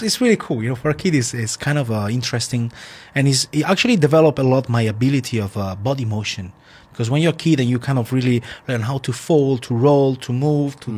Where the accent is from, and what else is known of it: Italy; born or raised there; English is a second language